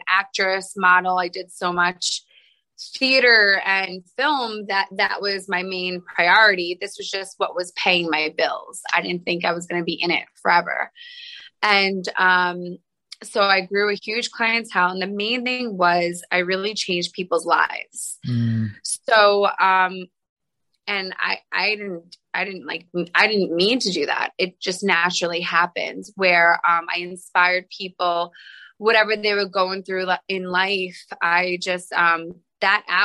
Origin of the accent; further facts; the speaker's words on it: Long Island, New York, United States; I grew up in Long Island, New York